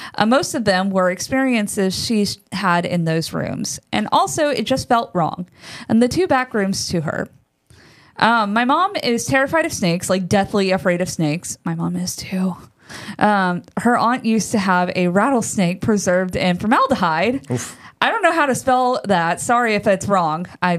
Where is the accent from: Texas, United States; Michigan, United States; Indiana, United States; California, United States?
Texas, United States; Now, also, I was born and raised in Texas, as was my mother. So all of these stories happen somewhere in Texas.